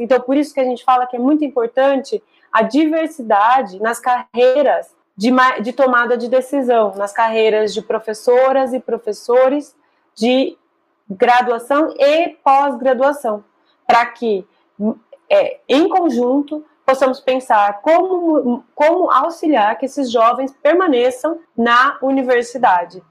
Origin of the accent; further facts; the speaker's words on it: Brazil; como brasileiros